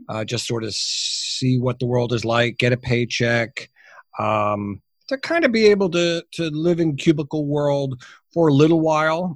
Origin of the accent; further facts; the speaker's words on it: United States; also born or lived in New Jersey; clearly I'm a, I'm a Yank. I'm an American. Um, I work out of my home in New Jersey